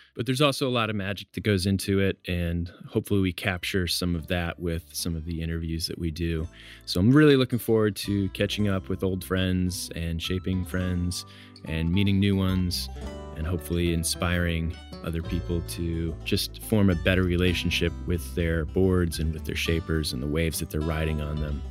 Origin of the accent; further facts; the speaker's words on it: Hatteras Island, Outer Banks, North Carolina, United States; also born or lived in Chicago; I grew up in the Outer Banks of North Carolina on Hatteras Island. I moved there from Chicago when I was about eight years old